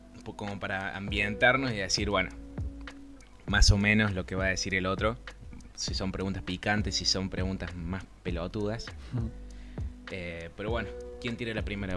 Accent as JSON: {"language": "Spanish", "town": "Río Cuarto", "region": "Córdoba", "country": "Argentina", "said": "yo soy de acá de Río Cuarto, Córdoba, Argentina"}